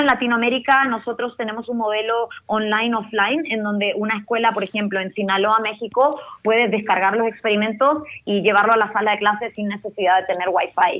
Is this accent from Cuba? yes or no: no; Arica, Arica y Parinacota, Chile; yo soy de Chile originalmente, eh, nací en Chile, en el norte de Chile, en Arica, eh, frontera con Perú